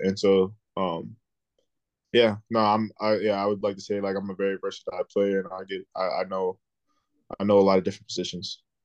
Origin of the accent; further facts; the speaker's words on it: South Florida, United States; I'm from South Florida